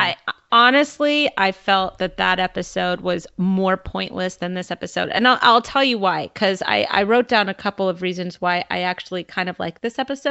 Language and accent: English; Southern California, United States; moved away; I am originally from Southern California, and I grew up a giant Laker fan.